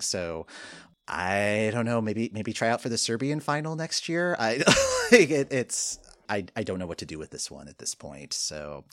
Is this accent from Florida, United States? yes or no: no; Michigan, United States; moved away; also born or lived in Ohio; I grew up in Michigan